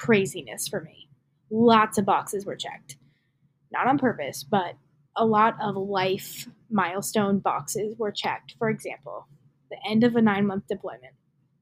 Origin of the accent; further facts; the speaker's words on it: New Jersey, United States; I'm from New Jersey